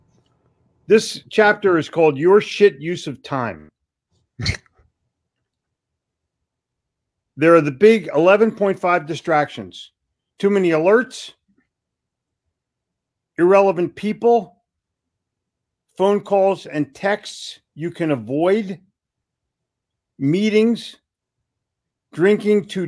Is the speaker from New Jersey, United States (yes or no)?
yes; Atlantic City, Haddonfield, and Cherry Hill, New Jersey, United States; also born or lived in Florida / Woodbury, New Jersey; now in Charlotte, United States; I grew up in Atlantic City, Haddonfield, and Cherry Hill